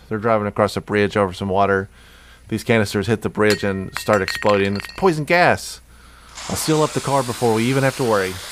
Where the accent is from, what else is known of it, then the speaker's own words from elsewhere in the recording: New Jersey, United States; I did this all the time when I was growing up in Jersey.